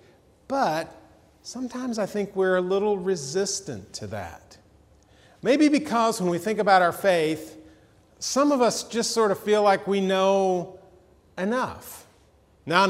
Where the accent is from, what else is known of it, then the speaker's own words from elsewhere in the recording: Atlanta, Georgia, United States; as a kid, I grew up in Atlanta